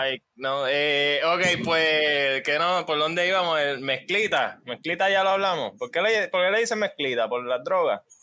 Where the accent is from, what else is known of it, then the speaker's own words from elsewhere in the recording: Cataño, Puerto Rico; also born or lived in Guaynabo; no soy full de Cataño. Yo viví tiempo, pero yo me mudé como a los 13